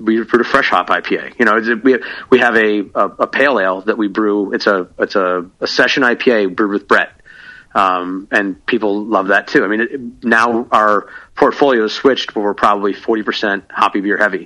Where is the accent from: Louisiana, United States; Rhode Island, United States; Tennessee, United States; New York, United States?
New York, United States; Buffalo; now in Pennsylvania, United States; I'm actually from Buffalo